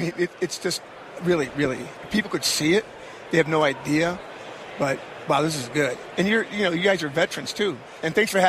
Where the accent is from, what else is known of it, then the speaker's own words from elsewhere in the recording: Detroit, Michigan, United States; moved away; I'm from Detroit, number one.